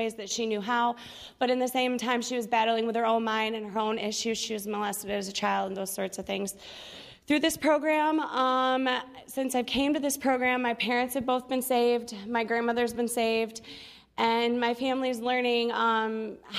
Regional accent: Galesburg, Michigan, United States; I'm from Kalamazoo, Michigan, actually a little town next to Kalamazoo called Galesburg

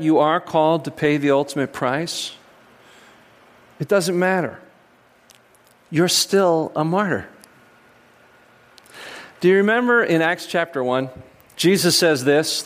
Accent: United States; as American Christians

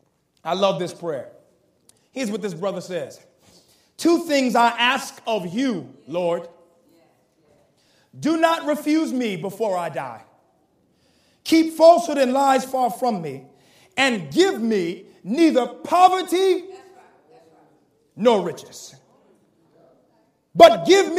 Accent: the South, United States; I'm from the South

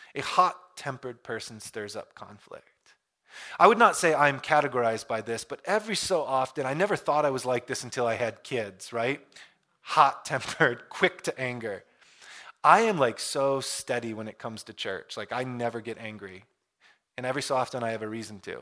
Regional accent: Michigan, United States; I grew up in Michigan.

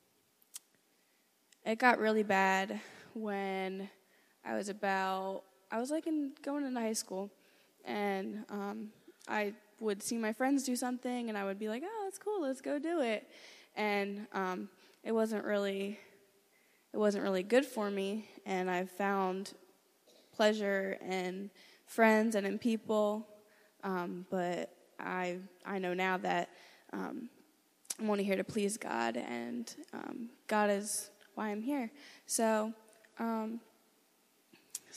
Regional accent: Philadelphia, Pennsylvania, United States; I'm 17 and I'm from Philadelphia, Pennsylvania

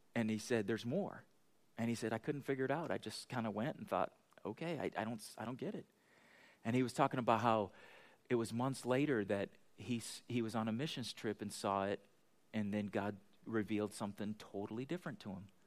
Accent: United States; we're American

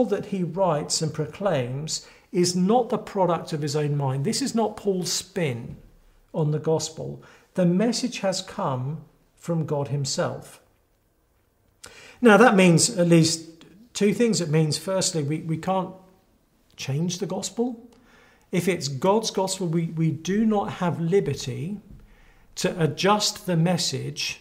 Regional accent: England, United Kingdom; I'm from England, often spending time in the States as well.

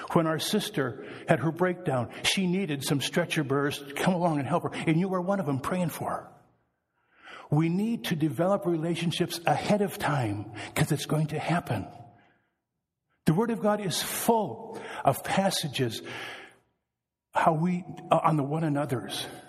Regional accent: Wisconsin, United States; I am from Wisconsin, so I can talk about us Wisconsinites.

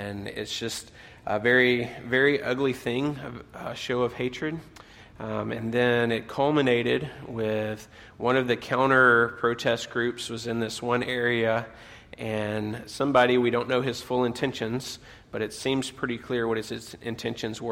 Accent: southern U.S., United States; moved away; I am originally from the States, that I grew up in the southern U.S.

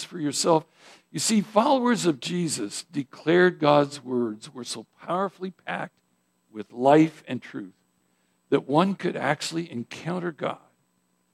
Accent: Idaho, United States; moved away; I grew up in Idaho

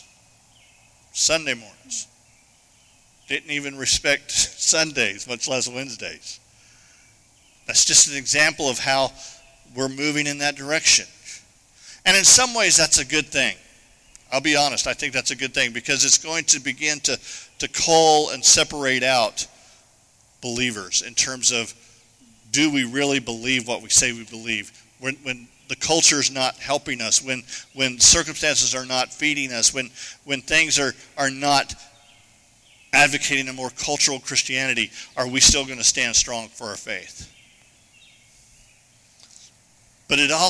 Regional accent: Arizona, United States; moved away; I grew up in Arizona.

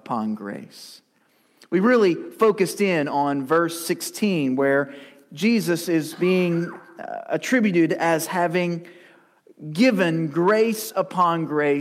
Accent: Lewisport, Kentucky, United States; now in Campbellsville, United States; to Lewisport, my hometown, to visit my family

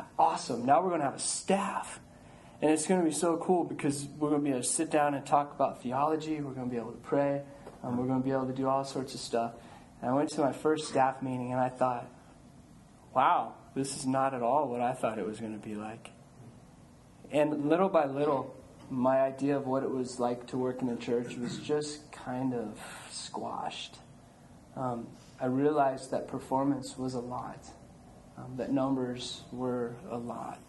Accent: Colorado, United States; moved away as an adult; also born or lived in Houston; I grew up in Colorado

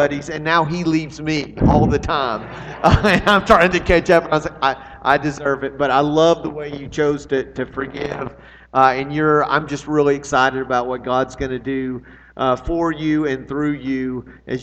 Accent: Arlington, United States; moved away; We are in Arlington, my hometown

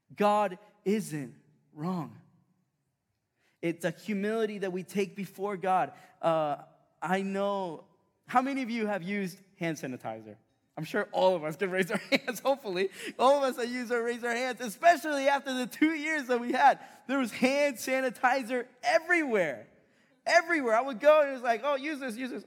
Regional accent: Chile; moved away; I grew up in South America, in Chile

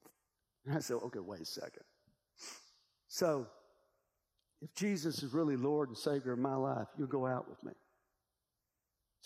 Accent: Vinemont, Alabama, United States; I was raised in Bimont, Alabama

